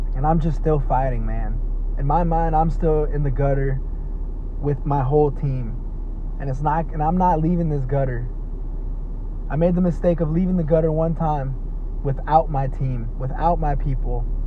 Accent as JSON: {"language": "English", "town": "Dallas", "region": "Texas", "country": "United States", "tie": "born or raised there", "said": "been spending a lot of time here in my hometown, Oak Cliff, Texas. That's right, Oak Cliff, Texas that's my hood."}